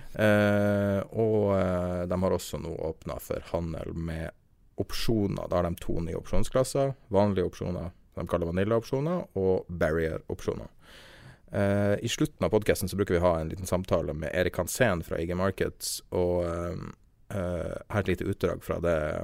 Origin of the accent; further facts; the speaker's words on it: Norway; vi er nordmenn